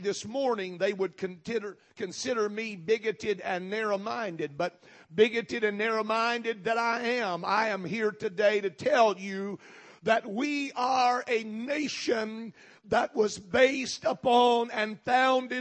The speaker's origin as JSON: {"language": "English", "country": "United States"}